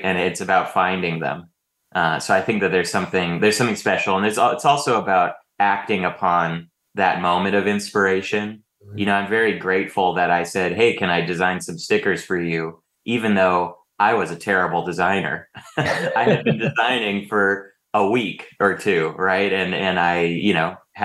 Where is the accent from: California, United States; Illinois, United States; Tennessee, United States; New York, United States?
California, United States; Bay Area, Silicon Valley; moved away as an adult; now in Los Angeles, United States; I moved down here for college, but I grew up in the Bay Area, in the Silicon Valley.